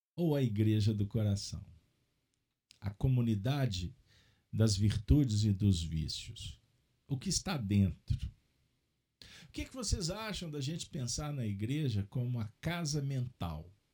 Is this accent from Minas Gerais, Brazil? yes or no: yes; Minas Gerais, Brazil; como um bom mineiro